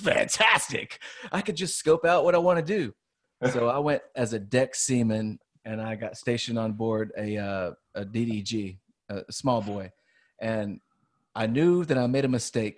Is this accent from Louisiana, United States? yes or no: yes; Louisiana, United States; moved away; I'm from Louisiana